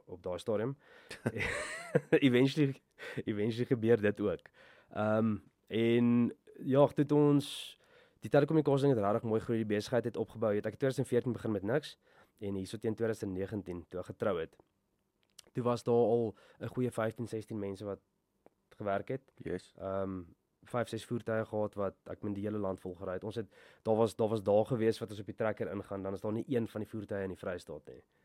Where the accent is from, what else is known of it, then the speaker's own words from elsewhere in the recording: Bloemfontein, Free State, South Africa; ek het ek het groot geword hier in Bloemfontein.